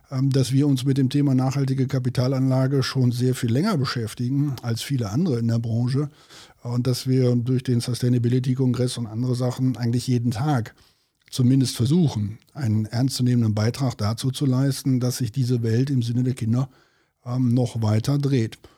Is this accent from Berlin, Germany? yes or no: no; North Rhine-Westphalia, Germany; so, wie wir äh, bei uns in Westfalen immer so schön sagen, am Hintern ist die Henne fett.